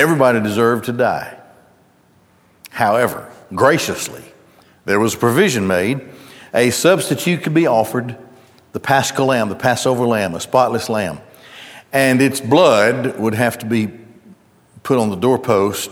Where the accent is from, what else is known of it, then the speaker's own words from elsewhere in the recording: Gadsden, Alabama, United States; when I grew up in Gadsden, as I grew up there, the Goodyear Tire and Rubber Plant was probably the driving economic force there